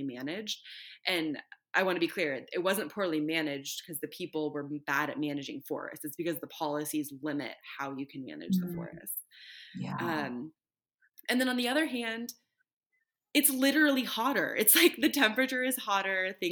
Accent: Northern California, United States; when I was growing up in California, lived in Northern California, not the Bay Area, but in the mountains

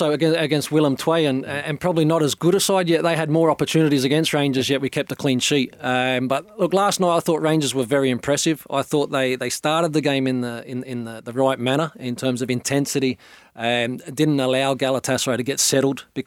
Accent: Australia; being an Australian

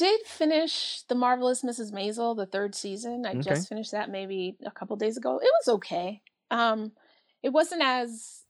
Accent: New York, United States; as a New Yorker living out here, I kind of really gravitate towards stories about New York, regardless of the time period.

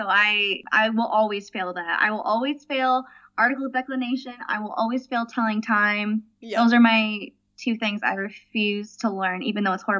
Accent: Michigan, United States; first language English; moved away as an adult; also born or lived in Nashville, Tennessee; now in Cologne, Germany; I grew up in the United States in Michigan in a really small town, but then I moved down south to Nashville. I'm living in Cologne, Germany, which is on the west side, close to the Belgian and Netherlands border.

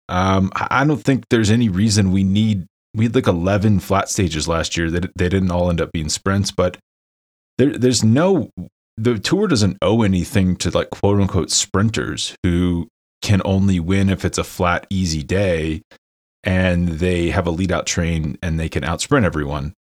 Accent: Lawrence, Kansas, United States; my hometown, Lawrence, Kansas

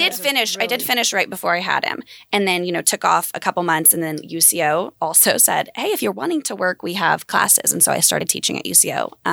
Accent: Edmond, Oklahoma, United States; I grew up in Edmond and went to OU as well.

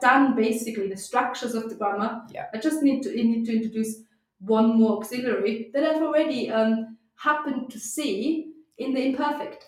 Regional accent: Austria; first language German; English is a second language; now in United Kingdom; growing up in Austria, um, we where, where we speak a strong dialect

